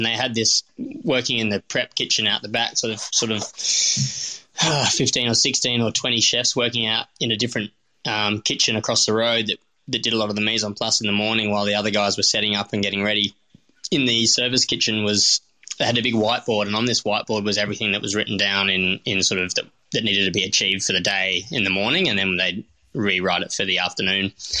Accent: North Fremantle, Western Australia, Australia; My dad and always had sourdough mother under the stairs. I grew up in North Fremantle.

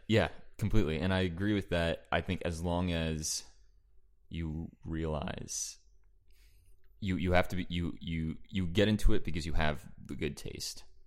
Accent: East Brunswick, New Jersey, United States; I am from New Jersey, East Brunswick, New Jersey, Central New Jersey

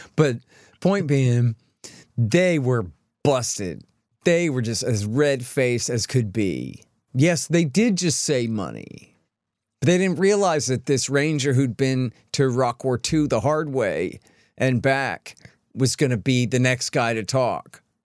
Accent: Texas, United States; I'm a Texan

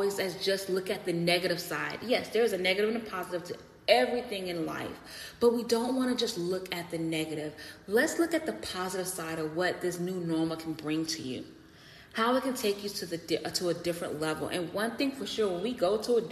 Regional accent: United States; being American, what I love about living in this society and in my community

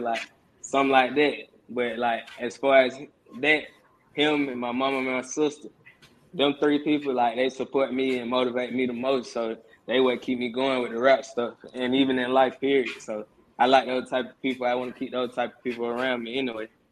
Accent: Atlanta, Georgia, United States; I was born and raised on the west side of Atlanta, Georgia

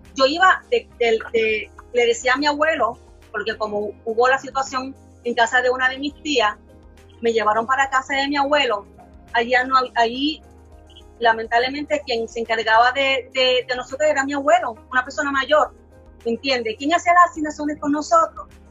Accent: Carolina, Puerto Rico; Villa Caridad, de donde yo soy, de Carolina

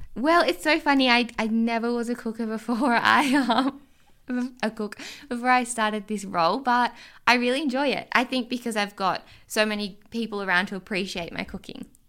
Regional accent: Orange, New South Wales, Australia; moved away as an adult; also born or lived in Sydney; Orange is my hometown.

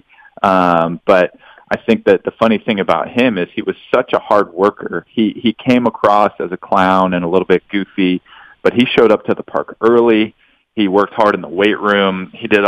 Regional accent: Houston, Texas, United States; now in Dallas, United States; I'm originally from Houston

